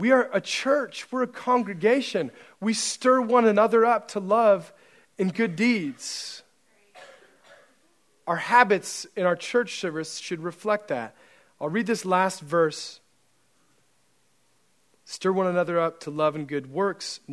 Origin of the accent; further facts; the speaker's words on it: Central Oregon, United States; moved away as an adult; I grew up in Central Oregon